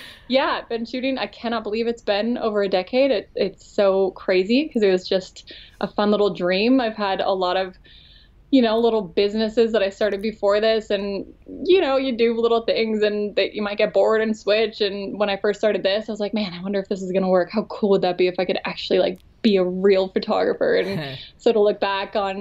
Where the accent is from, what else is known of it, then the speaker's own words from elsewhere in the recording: Colorado, United States; also born or lived in California; probably honestly more from Colorado